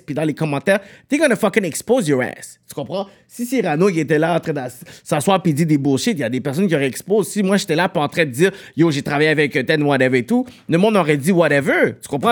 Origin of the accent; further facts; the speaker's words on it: Montreal, Quebec, Canada; on est deux gars de Pierrefonds